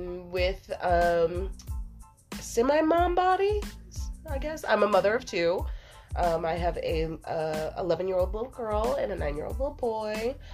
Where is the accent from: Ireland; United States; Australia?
United States; Louisiana; also born or lived in Texas; Yes, I am a gumbo child. Being from Louisiana, okay. And I guess that's what it is. Well, actually, I was born in Texas.